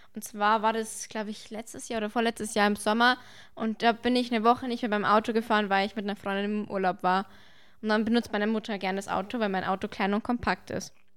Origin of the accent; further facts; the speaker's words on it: Bavaria, Germany; Bei uns in Bayern